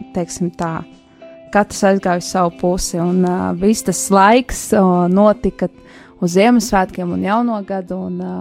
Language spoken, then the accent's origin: Latvian; Jelgava, Zemgale, Latvia; es esmu no Jālgavas, Jālgavas vasaras vēku draudzes